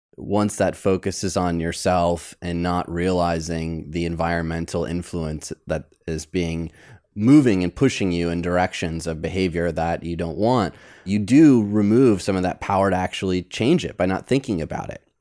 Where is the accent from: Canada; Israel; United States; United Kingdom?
United States; Detroit, Michigan; now in Los Angeles, United States; I grew up in Detroit